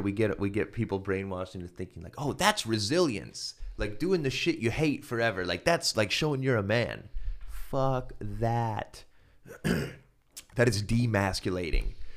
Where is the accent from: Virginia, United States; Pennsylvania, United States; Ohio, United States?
Ohio, United States; I'm from Ohio